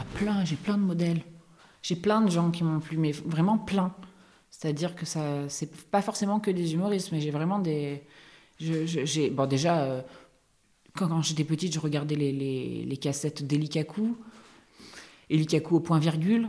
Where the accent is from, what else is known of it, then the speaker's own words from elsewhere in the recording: Correns, Provence-Alpes-Côte d'Azur, France; moved away; à Corence, dans mon village natal